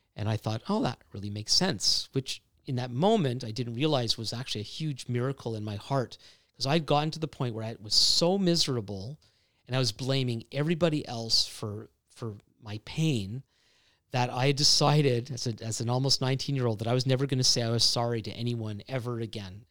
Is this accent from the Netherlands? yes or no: no; Montreal, Quebec, Canada; both my wife and I grew up in, in Montreal